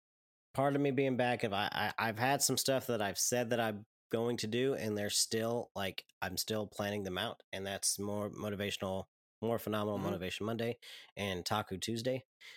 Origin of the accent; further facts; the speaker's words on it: Saskatchewan, Canada; I'm from Saskatchewan.